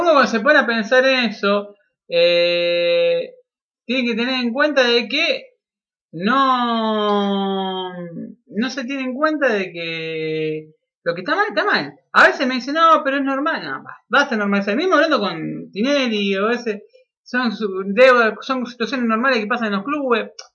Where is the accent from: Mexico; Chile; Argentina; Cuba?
Argentina; como argentino